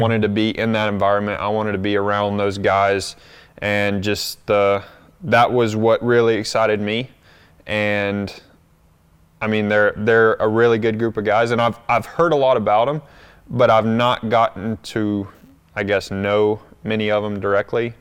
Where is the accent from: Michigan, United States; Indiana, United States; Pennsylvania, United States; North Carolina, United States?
North Carolina, United States; moved away as an adult; that's where I grew up, but I've, I've been away from there now